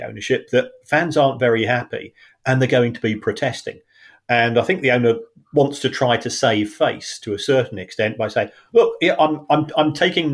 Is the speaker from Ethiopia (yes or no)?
no; London, United Kingdom; moved away; We're both from South London